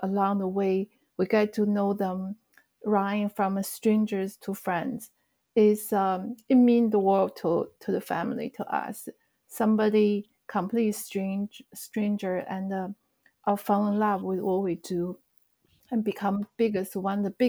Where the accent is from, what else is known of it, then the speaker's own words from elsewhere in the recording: China; moved away as an adult; now in United States; Actually, I grew up in China. I came to the States in the mid-90s for school.